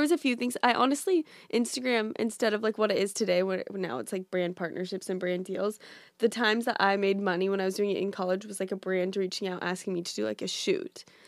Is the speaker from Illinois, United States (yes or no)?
no; Orange County, California, United States; moved away as an adult; also born or lived in Boulder, Colorado; now in New York, United States; I'm from California, so I grew up in Orange County